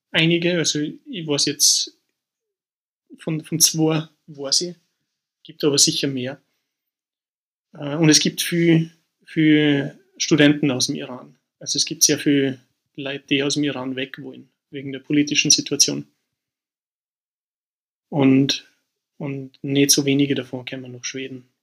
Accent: Austria; also born or lived in Northern Germany; now in Sweden; also ich habe das vorher schon, schon gesehen, wie ich nach Norddeutschland gezogen bin aus Österreich. Das war schon ein Kulturschock.

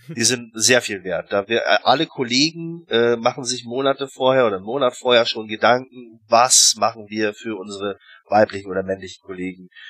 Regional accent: Germany; moved away as an adult; now in Russia; als, äh, Deutscher

